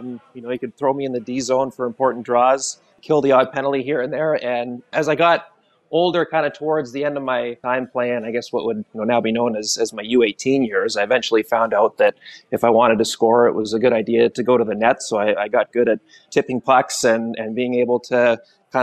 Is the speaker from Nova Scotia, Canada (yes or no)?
no; Campbell River, British Columbia, Canada; part of the tradition for hockey season growing up in my hometown was going to watch the Storm